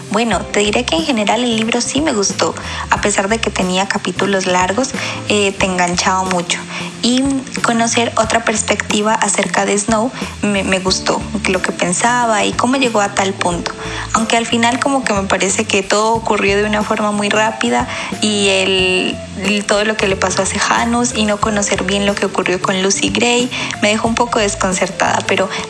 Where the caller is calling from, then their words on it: Barcelona, Catalonia, Spain; de Barcelona.